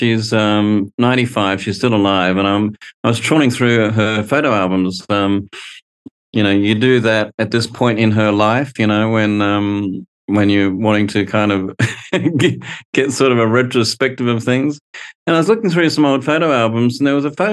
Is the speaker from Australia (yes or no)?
yes; Brisbane, Queensland, Australia; I grew up in Brisbane in a very conservative environment in the 70s